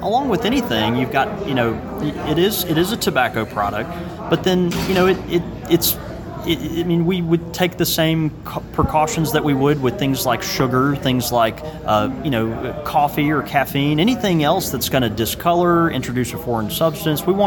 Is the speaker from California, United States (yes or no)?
no; Mississippi, United States; I'm from Mississippi